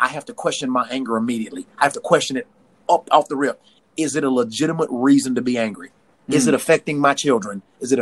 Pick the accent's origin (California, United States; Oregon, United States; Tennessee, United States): Tennessee, United States; I'm from Tennessee